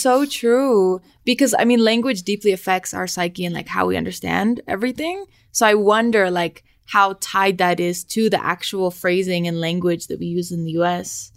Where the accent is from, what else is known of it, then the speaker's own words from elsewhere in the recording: Los Angeles, California, United States; now in Mexico City, Mexico; I'm from the San Fernando Valley in Los Angeles.